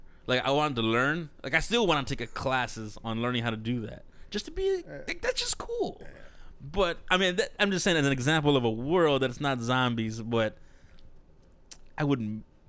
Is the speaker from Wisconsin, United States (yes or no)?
no; Texas, United States; We're from Texas.